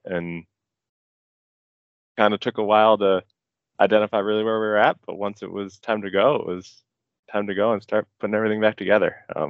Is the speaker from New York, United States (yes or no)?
no; Ann Arbor, Michigan, United States; moved away as an adult; also born or lived in Big Sky; Yeah, so I grew up in Ann Arbor, Michigan.